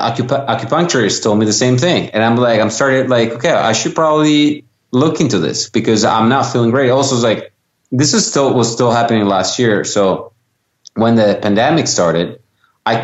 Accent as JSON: {"language": "English", "country": "Italy", "tie": "born or raised there", "moved": "yes", "said": "born and raised in Italy"}